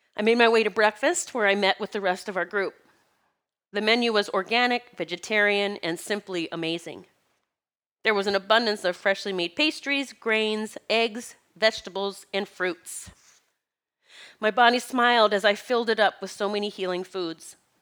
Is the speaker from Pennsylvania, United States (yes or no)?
yes; Pennsylvania, United States; I'm from Pennsylvania